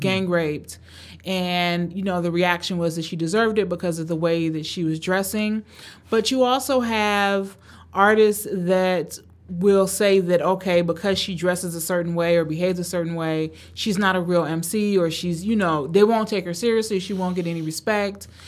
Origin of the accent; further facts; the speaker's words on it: Cleveland, Ohio, United States; also born or lived in Tanzania; I was born in Tanzania, grew up in Cleveland, Ohio, and grew up in the eighties and nineties in Cleveland, Ohio